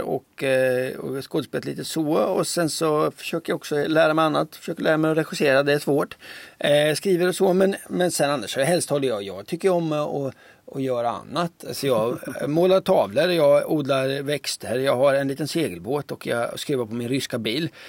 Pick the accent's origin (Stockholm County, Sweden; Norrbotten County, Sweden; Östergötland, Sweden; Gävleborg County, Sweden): Östergötland, Sweden; Linköping; accent: Östergötland dialect; moved away; jag är uppvuxen i Linköping. Jag flyttade därifrån vid 90, vad, 94 eller något sånt där